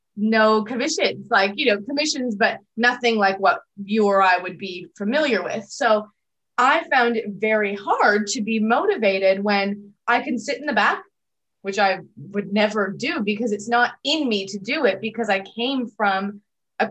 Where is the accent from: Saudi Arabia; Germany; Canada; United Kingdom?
Canada; Toronto, Ontario; now in Australia; I'm from Toronto originally, so not far from New York